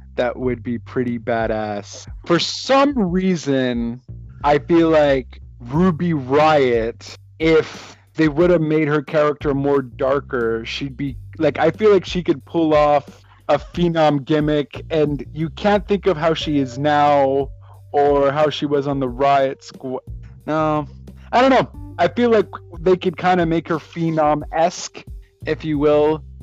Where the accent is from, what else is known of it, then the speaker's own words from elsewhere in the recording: Montreal, Quebec, Canada; I'm from Montreal